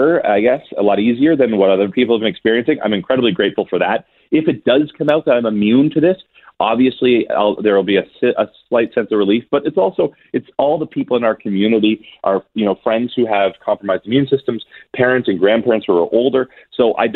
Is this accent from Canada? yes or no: yes; Canada; back to my home country